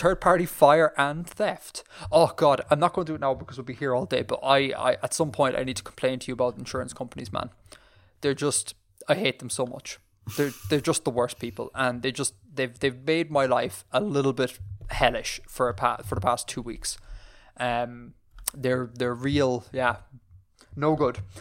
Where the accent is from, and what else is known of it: Ireland